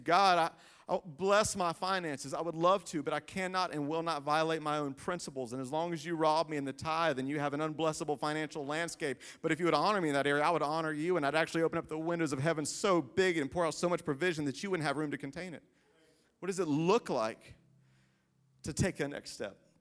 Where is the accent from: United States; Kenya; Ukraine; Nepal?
United States; Greenville, South Carolina; moved away as an adult; also born or lived in Lexington, Kentucky; growing up in Greenville